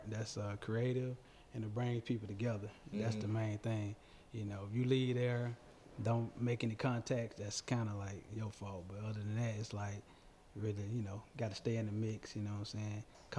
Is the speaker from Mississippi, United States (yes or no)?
yes; Hattiesburg, Mississippi, United States; moved away; I was born in Hattiesburg, Mississippi.